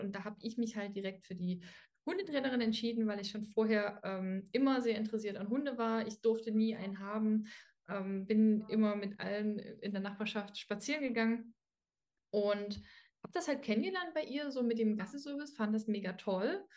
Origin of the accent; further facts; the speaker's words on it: Dresden, Saxony, Germany; ich komme aus Dresden